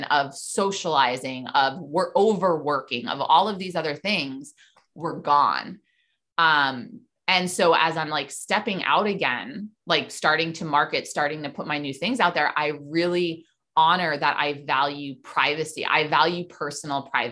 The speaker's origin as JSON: {"language": "English", "town": "New York City", "region": "New York", "country": "United States", "tie": "born or raised there", "said": "I grew up in New York City"}